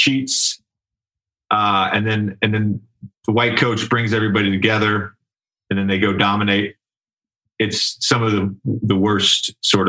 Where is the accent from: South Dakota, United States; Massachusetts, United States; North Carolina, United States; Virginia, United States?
Virginia, United States; I'm from Virginia.